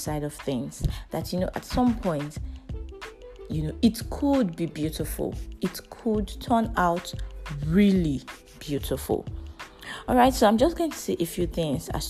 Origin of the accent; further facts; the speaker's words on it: Nigeria; As a Nigerian, we live a life of risks every day